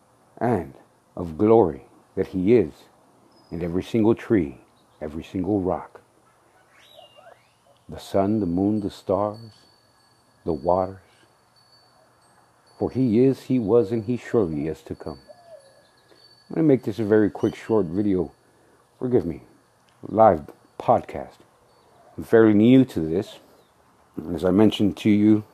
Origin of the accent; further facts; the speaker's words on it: San Antonio, Texas, United States; I'm the man from San Antonio, Texas